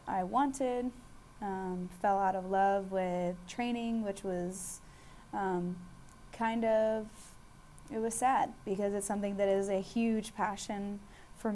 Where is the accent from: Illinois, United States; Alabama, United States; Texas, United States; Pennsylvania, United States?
Texas, United States; Austin; now in San Antonio, United States; I am originally born and raised in Austin, Texas, the best city in the state by far. I'm currently residing in San Antonio, Texas